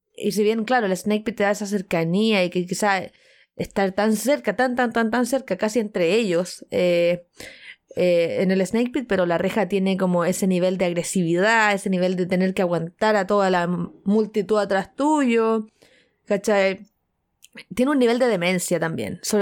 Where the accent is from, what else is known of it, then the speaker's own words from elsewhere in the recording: Chile; soy chilena